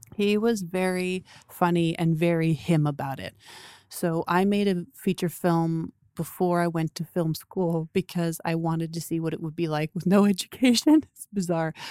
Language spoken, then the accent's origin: English; Toronto, Ontario, Canada; we moved to the farm when I was four. I grew up in Toronto